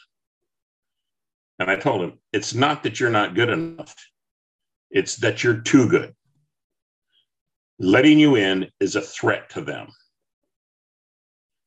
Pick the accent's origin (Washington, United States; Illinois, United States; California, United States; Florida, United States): California, United States; Long Beach; I grew up in Long Beach, California.